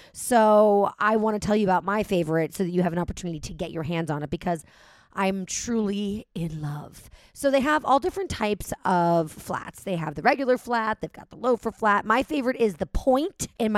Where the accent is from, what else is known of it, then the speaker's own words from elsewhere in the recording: New York, United States; because, hello, I'm a New Yorker.